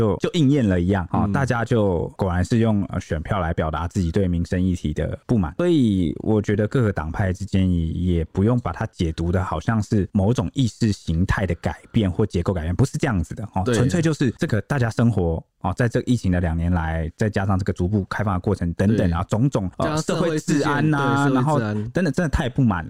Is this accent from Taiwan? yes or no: yes; Taiwan; 我们台湾人